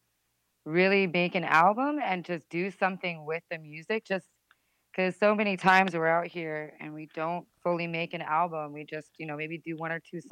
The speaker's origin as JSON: {"language": "English", "town": "Rockaway", "region": "New Jersey", "country": "United States", "said": "I'm originally from Rockaway, New Jersey"}